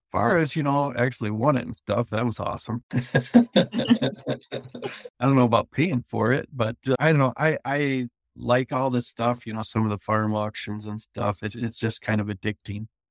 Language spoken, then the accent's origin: English; Chesaning, Michigan, United States; I'm from Chestnut, Michigan.